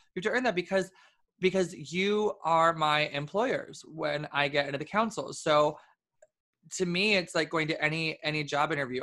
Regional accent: New York City, New York, United States; being a New Yorker

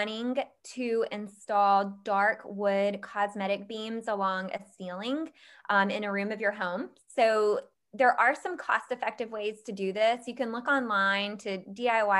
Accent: Georgia, United States; I grew up in Georgia where we've got a family farm

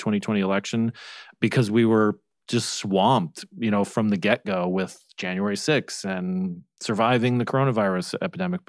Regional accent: Arizona, United States; moved away; my home state of Arizona

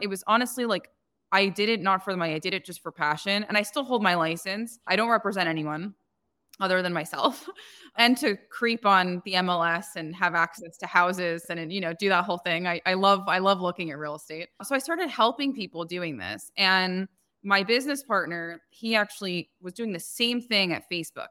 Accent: New Jersey, United States; moved away as an adult; also born or lived in Manhattan, New York / Cupertino, California; now in Scottsdale, United States; I was born and raised in New Jersey, and I lived between Jersey and Manhattan up until I was, like, twenty-two

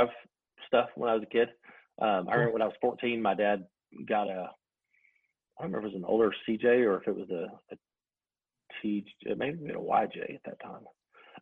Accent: Arkansas, United States; growing up in Arkansas, we just don't get a lot

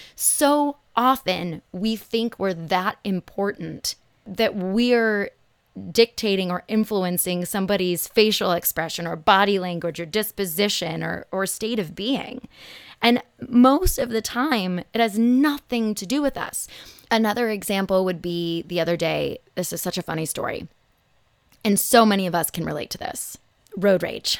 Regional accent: Los Angeles, California, United States; also born or lived in Phoenix, Arizona; growing up in Los Angeles

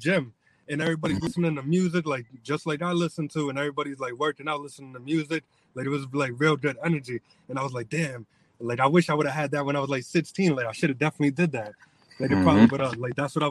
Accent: New Bedford, Massachusetts, United States; I'm from New Bedford, born and raised, and I go to school in Fall River.

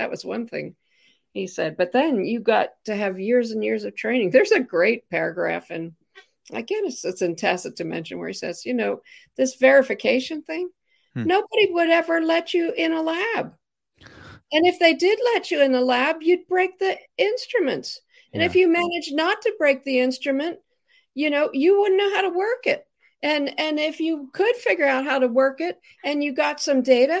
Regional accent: Pittsburgh, Pennsylvania, United States; You know, I'm from Pittsburgh.

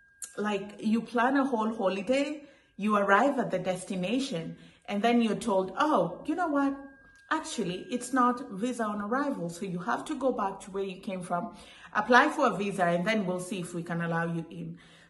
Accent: Kenya; I said, I'm Kenyan. I don't need a visa to go to South Africa.

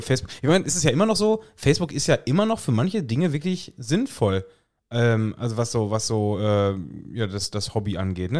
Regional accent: Lippstadt, North Rhine-Westphalia, Germany; bei uns würde man sagen

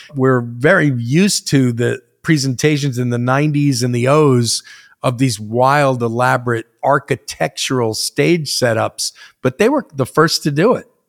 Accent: United States; also born or lived in New Jersey; kid that grew up in both New York and New Jersey from six, seven, eight years old

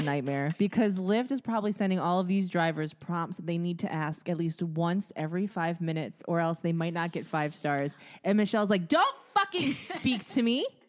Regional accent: Midwest, United States; growing up in the Midwest

